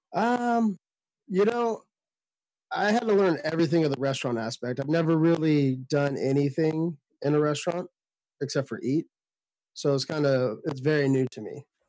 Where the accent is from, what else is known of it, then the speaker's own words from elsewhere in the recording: Sacramento, California, United States; I'm from Sacramento, California